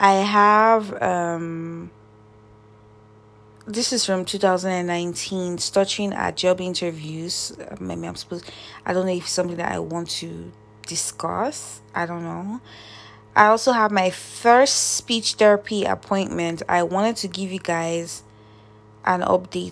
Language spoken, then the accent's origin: English; Nigeria; moved away; Nigeria, which is my home country